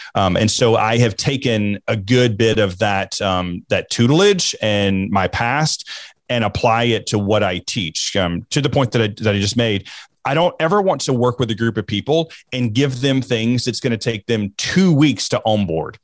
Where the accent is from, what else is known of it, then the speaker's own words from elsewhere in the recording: the South, United States; growing up in the South, we were taught, we were instructed not to talk about politics, football, or religion